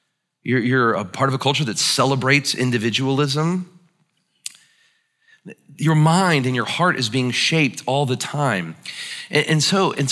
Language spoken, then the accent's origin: English; United States; pride and being an American